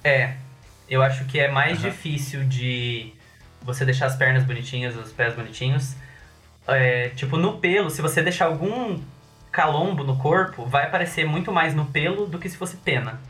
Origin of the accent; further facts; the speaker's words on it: Cascavel, Paraná, Brazil; now in Curitiba, Brazil; Eu sou de Cascavel